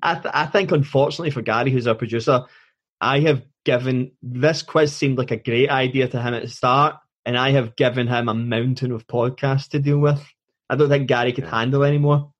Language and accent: English; Scotland, United Kingdom; being Scottish